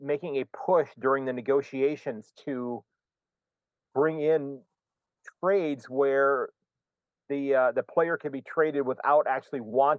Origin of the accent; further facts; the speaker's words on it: United States; me as an American